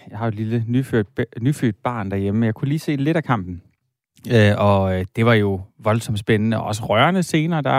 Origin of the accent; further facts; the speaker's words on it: Silkeborg, Central Denmark Region, Denmark; Nu er jeg fra Silkeborg